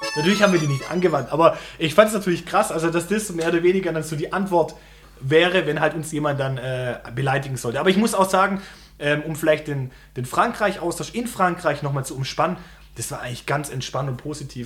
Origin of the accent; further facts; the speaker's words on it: Germany; wenn wir als Deutsche